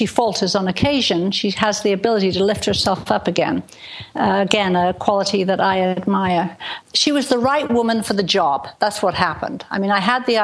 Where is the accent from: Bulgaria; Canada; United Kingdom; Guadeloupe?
United Kingdom; England; also born or lived in Portland, Dorset; now in Washington State, United States; I actually live in the United States in the Pacific Northwest, Washington State, but I was born in England and grew up in England